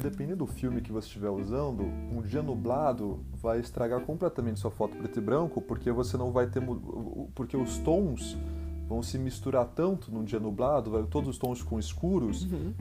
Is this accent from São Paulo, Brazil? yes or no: yes; São Paulo, Brazil; eu sou de São Paulo